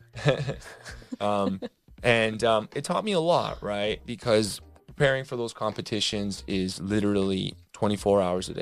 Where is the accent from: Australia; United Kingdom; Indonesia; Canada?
Canada; Toronto, Ontario; moved away; I'm originally from Toronto, Canada